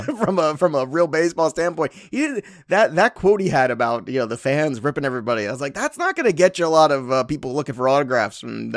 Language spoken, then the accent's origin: English; New York, United States; You know, being a New Yorker.